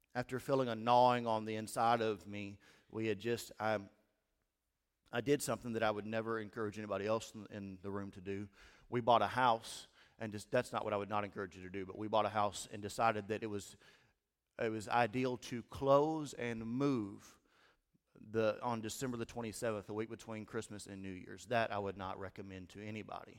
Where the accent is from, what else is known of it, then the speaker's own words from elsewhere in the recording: Steele, Missouri, United States; moved away as an adult; also born or lived in Denton, Missouri / Caruthersville, Missouri; now in Cape Girardeau, United States; I grew up in Steele, Missouri